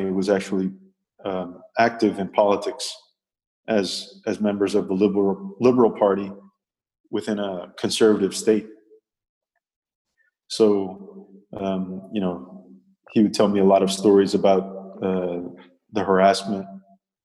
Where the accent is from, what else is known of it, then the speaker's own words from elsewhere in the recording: Fairfax, Virginia, United States; moved away as an adult; also born or lived in Arlington, Virginia; now in Colombia; Grew up in Fairfax, Virginia, which is Northern Virginia.